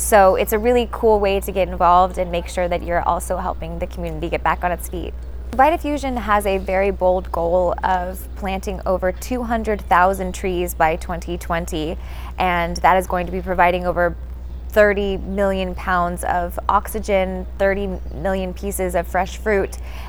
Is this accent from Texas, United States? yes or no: no; Florida, United States; Last year, my home state of Florida went through a really bad time with Hurricane Irma